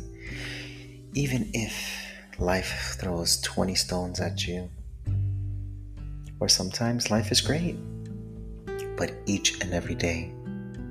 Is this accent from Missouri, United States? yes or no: no; Miami, Florida, United States; I am from Miami, Florida, born and raised Latino